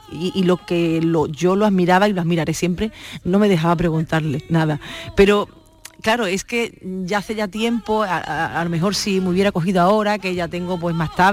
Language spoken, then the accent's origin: Spanish; Andalusia, Spain; yo como buena andaluza